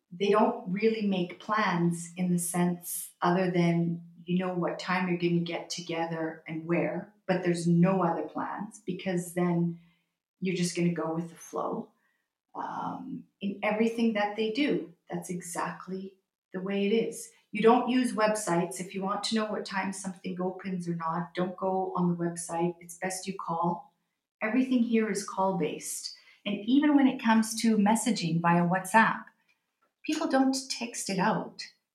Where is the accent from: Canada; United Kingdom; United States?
Canada; I said, "Right, excuse me, I'm sorry, I come from Canada. We have everything all throughout the year."